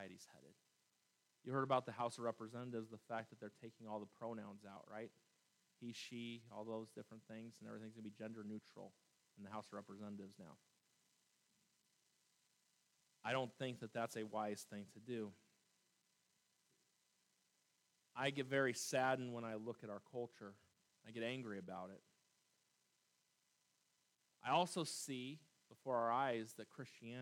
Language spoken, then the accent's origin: English; United States; I am an American through and through, and I love this country